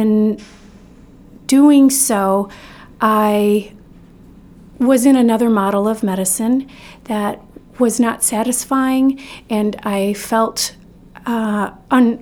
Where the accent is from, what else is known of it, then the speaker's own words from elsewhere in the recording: Northern Illinois, United States; now in Maine, United States; I was born in Northern Illinois and raised on land there